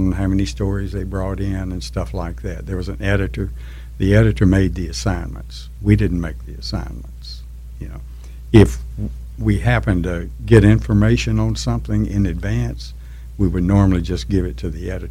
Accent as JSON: {"language": "English", "town": "Shreveport", "region": "Louisiana", "country": "United States", "tie": "born or raised there", "also_born_or_lived": "Bossier City, Louisiana", "lives_now": "Grambling, United States", "said": "I was born in Shreveport and graduated from Bossier High."}